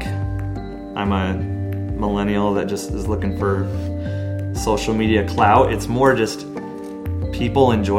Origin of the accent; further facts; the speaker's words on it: Omaha, Nebraska, United States; I grew up down the street from Rosenblatt and then just being in Omaha